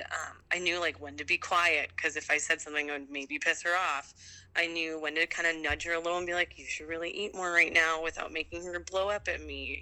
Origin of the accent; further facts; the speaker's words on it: Delano, Minnesota, United States; moved away as an adult; also born or lived in North Bend, Washington / New Zealand; now in Pacific Northwest, United States; I grew up in a town called Delano, uh, and it's where I went to high school actually